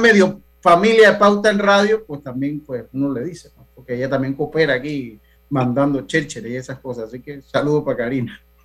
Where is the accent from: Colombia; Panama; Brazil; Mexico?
Panama; como panameños